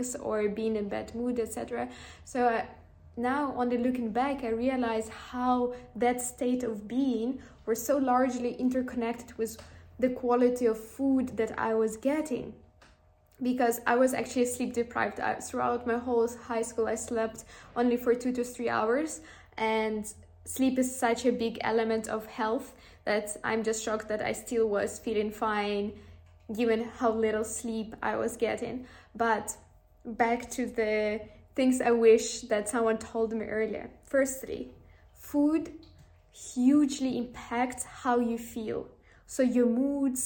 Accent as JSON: {"language": "English", "country": "Ukraine", "tie": "born or raised there", "also_born_or_lived": "Amsterdam", "moved": "yes", "said": "when I was growing up in Ukraine"}